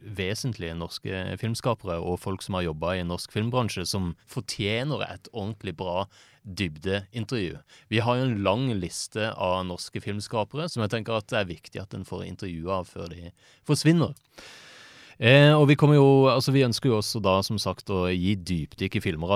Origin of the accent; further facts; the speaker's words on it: Kristiansand, Agder, Norway; jeg er jo fra Kristiansand